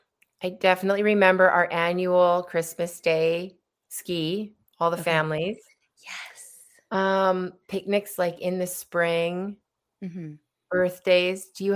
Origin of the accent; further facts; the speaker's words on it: Whistler, British Columbia, Canada; So that was above our fireplace, as you probably remember, growing up in Alpine.